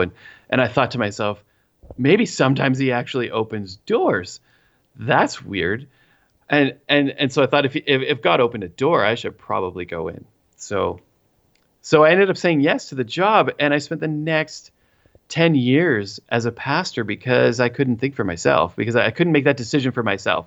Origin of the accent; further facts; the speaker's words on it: Three Hills, Alberta, Canada; I am from the Buckle of the Bible Belt in Canada, the Great White North, Three Hills, Alberta, and I live on the south end of town.